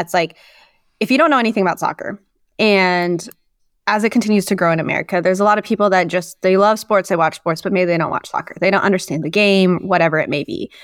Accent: Moscow, Idaho, United States; moved away as an adult; also born or lived in New Orleans, Louisiana; now in Sacramento, United States; that's where I grew up. I grew up in northern Idaho.

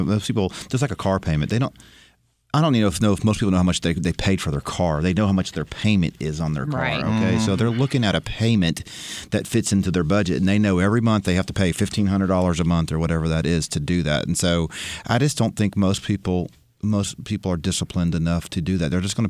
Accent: Nashville, Tennessee, United States; we're from Nashville.

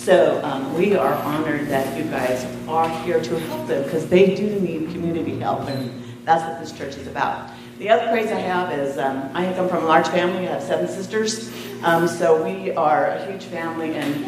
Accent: Oregon, United States; I'm actually from Oregon.

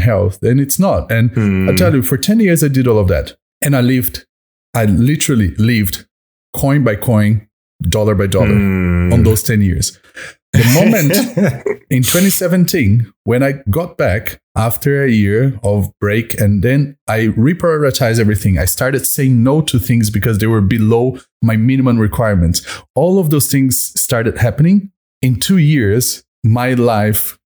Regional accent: Brazil; moved away as an adult; also born or lived in Washington, D.C., United States; now in Melbourne, Australia; Brazilian, born and raised

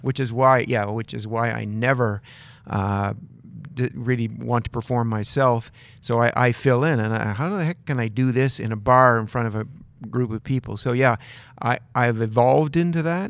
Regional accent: Dalhousie, New Brunswick, Canada; working in a paper mill in northern New Brunswick where I grew up in Dalhousie

